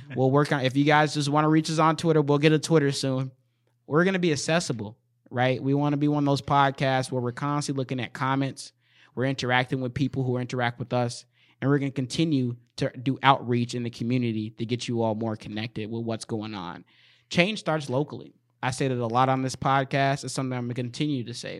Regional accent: Saint Paul, Minnesota, United States; I'm from Saint Paul, but I do work in Minneapolis and in Saint Paul

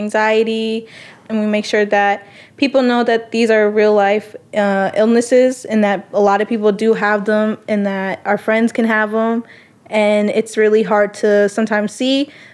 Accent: Leech Lake, Minnesota, United States; I'm 17. I'm from Leech Lake

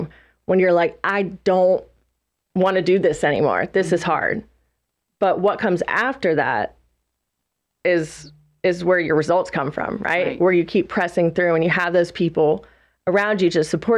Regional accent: South Carolina, United States; also born or lived in Lake Norman area, North Carolina; now in Lake Norman, United States; We're originally from South Carolina

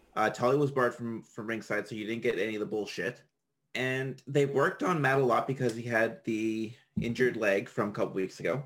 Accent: Canada; I'm Canadian.

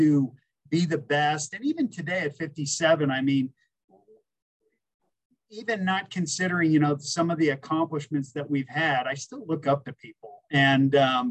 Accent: Aspen, Colorado, United States; growing up in the Elk Mountains here in Aspen

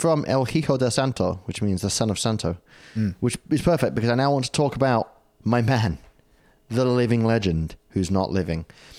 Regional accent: United Kingdom; now in Australia; I'm British.

